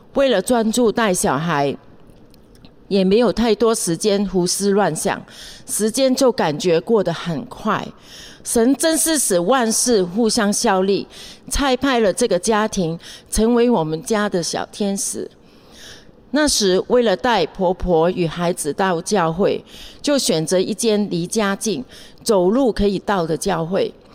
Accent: Hong Kong; moved away as an adult; also born or lived in Taiwan; now in Taipei, Taiwan; 我在香港出生长大，从小跟着家人一起去教会

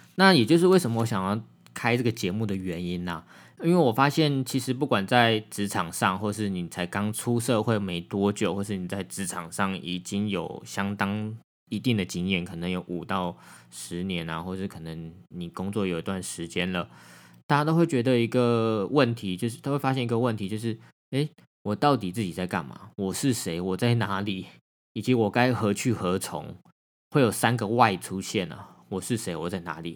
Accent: Miaoli County, Taiwan; moved away as an adult; also born or lived in Taipei; 我是出生在苗栗国的一个客家子弟，土生土长的苗栗人。我在大学之前都在苗栗念书，然后大学硕士就到台北去念书

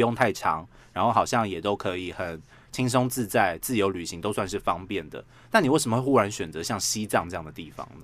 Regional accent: Taiwan; 我们台湾人

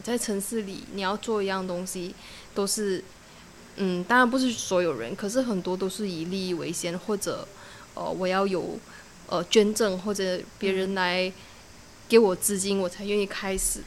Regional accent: Alor Setar, Kedah, Malaysia; moved away as an adult; now in Langkawi, Malaysia; 我的家乡是 Alostar， 就是一个小时半的 ferry 就可以到福楼交易

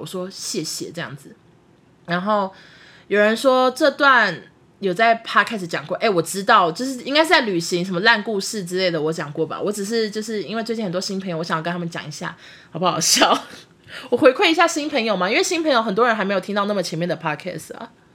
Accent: Taichung, Taiwan; 我们台中女生哈，就是一定要开车，因为台中大众交通工具太麻烦了

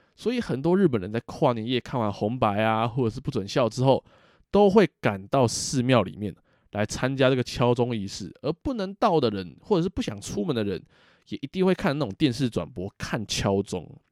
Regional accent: Taiwan; 我们台湾人

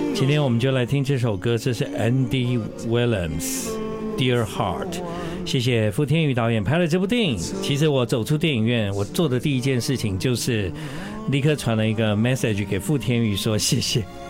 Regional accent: Taiwan; 我们台湾人

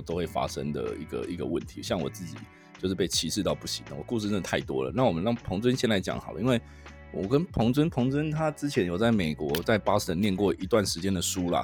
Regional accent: Taiwan; also born or lived in Wisconsin; 我们 身为台湾人

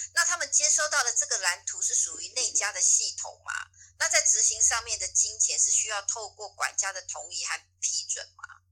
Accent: Taiwan; 我们这种台湾人

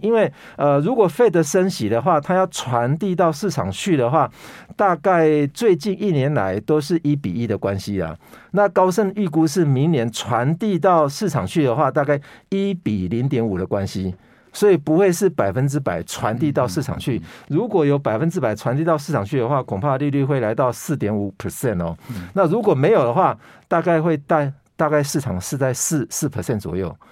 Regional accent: Taiwan; 我们台湾人是扣三十趴

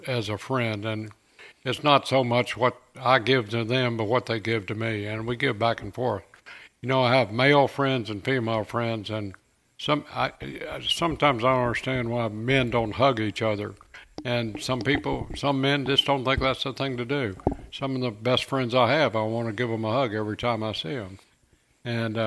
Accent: Cedar Hill, Texas, United States; here in my hometown.

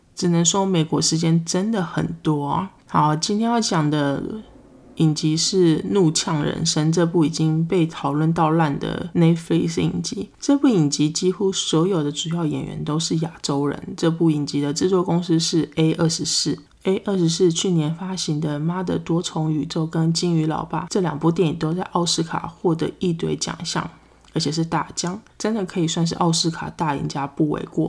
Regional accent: Taiwan; first language Chinese; moved away as an adult; now in United States; 我身为一个台湾人来到美国念书

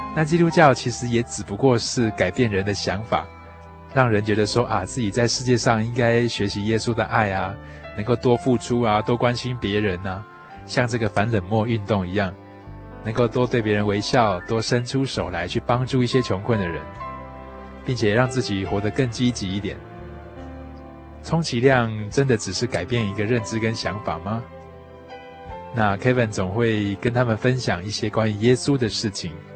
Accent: Taiwan; 这些都可能是我们台湾人原本没有想到的

